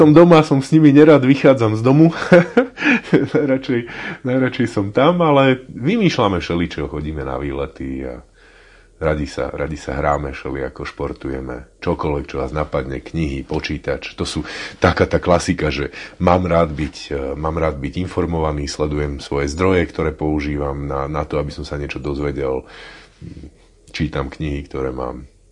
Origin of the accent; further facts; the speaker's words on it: Martin, Žilina Region, Slovakia; ja som Martinčan